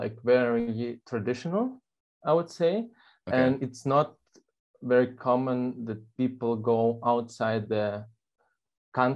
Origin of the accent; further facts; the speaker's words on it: Belarus; English is a second language; moved away as an adult; also born or lived in Hanover, Germany; now in Hamburg, Germany; I'm from Belarus by birth. I was grown up in Belarus and lived till I turned 18. And when I was 18, I moved to Germany